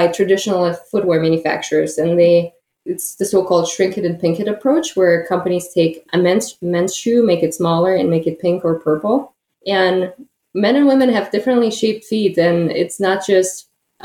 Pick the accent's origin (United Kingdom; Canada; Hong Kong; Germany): Germany; moved away as an adult; also born or lived in Kazakhstan; now in Detroit, United States; I was born in Kazakhstan and lived there until the age of 10, went to school in Kazakhstan. And then because my dad had German roots, my family decided to move to Germany. So I spent the most part of my life in Germany.